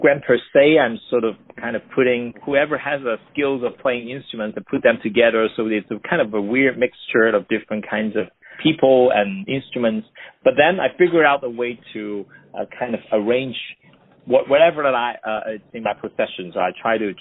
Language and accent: English; Hong Kong; also born or lived in New York, United States; now in Los Angeles, United States; I grew up in Hong Kong, and that was still under the British